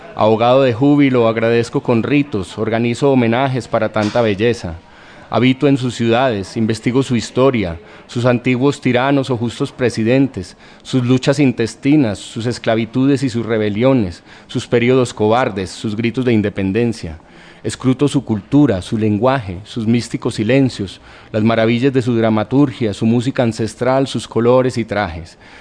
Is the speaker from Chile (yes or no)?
no; Colombia; now in Buenos Aires, Argentina